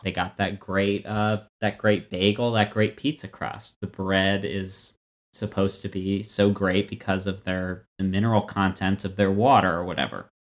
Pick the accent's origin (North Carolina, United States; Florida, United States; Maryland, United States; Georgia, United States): Florida, United States; now in Brookline, United States; I grew up in Florida.